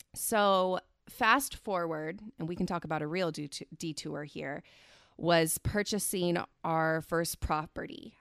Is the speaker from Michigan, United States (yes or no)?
no; Central Valley, California, United States; I was born and raised in the Central Valley here in California